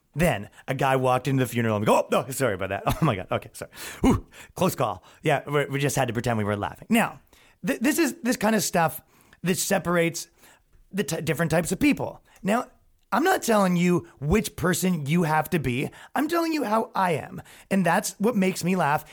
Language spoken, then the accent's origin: English; Ajax, Ontario, Canada; moved away as an adult; now in New York, United States; I grew up in Ajax, Ontario, Canada